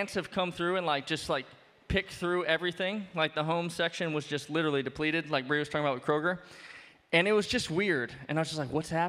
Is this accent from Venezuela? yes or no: no; New Orleans, Louisiana, United States; now in Bloomington, United States; I'm from New Orleans